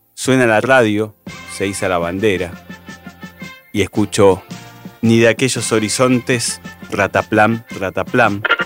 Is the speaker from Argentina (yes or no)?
yes; Chaco, Argentina; soy de la provincia del Chaco, estoy haciendo el servicio militar en Corrientes